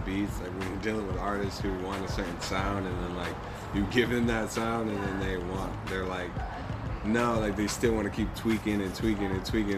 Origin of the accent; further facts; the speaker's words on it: Plant City, Florida, United States; also born or lived in Tampa, Florida; born in Tampa, raised in Plant City area